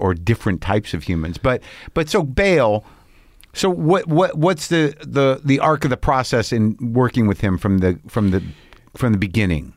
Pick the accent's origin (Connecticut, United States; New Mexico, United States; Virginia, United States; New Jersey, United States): New Mexico, United States; Albuquerque; moved away; I grew up in Albuquerque